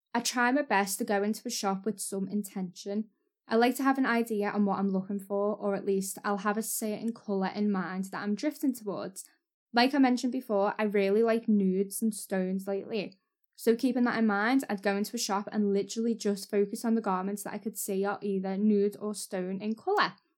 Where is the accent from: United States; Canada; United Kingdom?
United Kingdom; Waterloo, North West England; I'm from Waterloo, which is North Liverpool